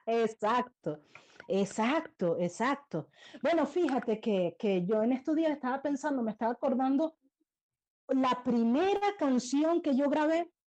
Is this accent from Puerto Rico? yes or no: no; Venezuela; siendo yo venezolana